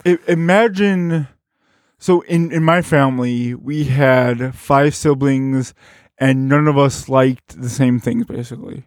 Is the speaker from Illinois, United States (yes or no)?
yes; Berwyn, Illinois, United States; also born or lived in Carbondale, Illinois; I am from, uh, Bern, Illinois, which is, uh, just outside of Chicago.